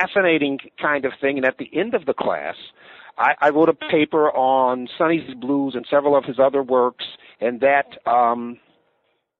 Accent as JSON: {"language": "English", "town": "Buffalo", "region": "New York", "country": "United States", "tie": "born or raised there", "also_born_or_lived": "Las Vegas, Nevada / Bowling Green, Ohio", "moved": "as an adult", "said": "born and raised in Buffalo, New York, and a similarly working class background."}